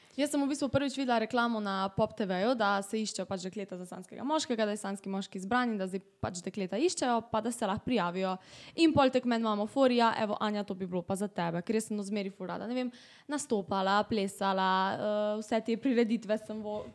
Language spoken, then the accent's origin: Slovenian; Velenje, Slovenia; prihajam iz Velenja